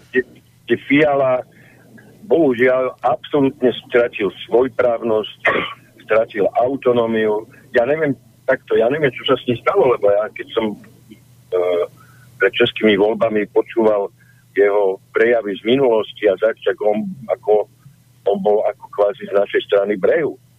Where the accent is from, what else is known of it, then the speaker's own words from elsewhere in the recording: Slovakia; som sa narodil na Slovensku